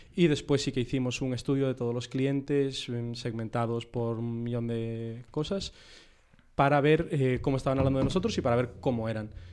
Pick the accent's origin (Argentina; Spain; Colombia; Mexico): Spain; Vigo, Galicia; moved away as an adult; now in Madrid, Spain; yo de Vigo y nos conocimos al llegar a Madrid